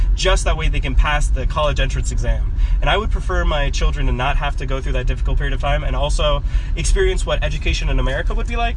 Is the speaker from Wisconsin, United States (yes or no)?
yes; Oshkosh, Wisconsin, United States; moved away as an adult; now in Tianjin, China; I grew up in Oshkosh, Wisconsin, and I went to Oshkosh West High School